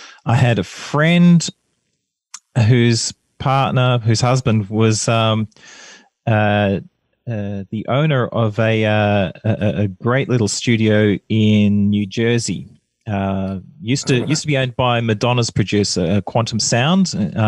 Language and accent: English; Canberra, Australian Capital Territory, Australia; moved away as an adult; now in Melbourne, Australia; I grew up in Canberra. I moved down to Melbourne when I was 20 years old